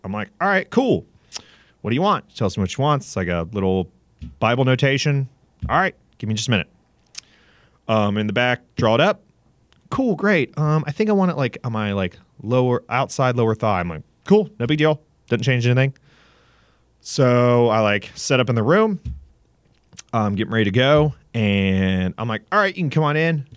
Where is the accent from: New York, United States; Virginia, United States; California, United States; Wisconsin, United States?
Virginia, United States; Southern; also born or lived in Gainesville, Florida; I was, uh, originally born in Gainesville, Florida, and then when I was about eleven, I moved up to, uh, Southern Virginia in the Appalachian Mountains. Grew up there